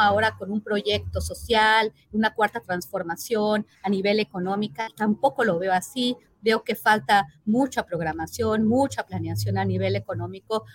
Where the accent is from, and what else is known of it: Mexico